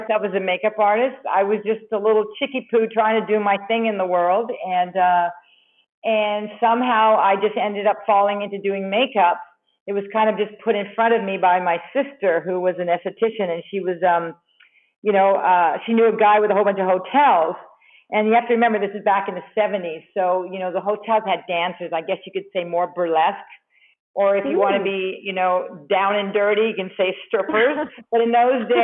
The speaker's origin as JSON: {"language": "English", "country": "Canada", "also_born_or_lived": "New York", "moved": "yes", "said": "I'm originally from Canada, but I was working in New York"}